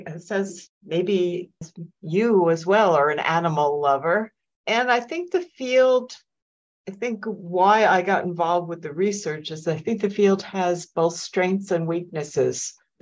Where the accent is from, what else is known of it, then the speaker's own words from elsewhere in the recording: New York, United States; now in Minnesota, United States; I came here in 1994 from my postdoc, never left Minnesota. I am a New Yorker, transplanted, but I've lived all over the world, actually, and I love Minnesota.